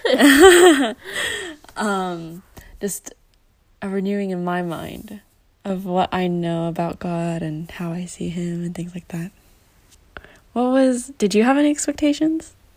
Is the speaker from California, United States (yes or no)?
yes; California, United States; I was born and raised in California.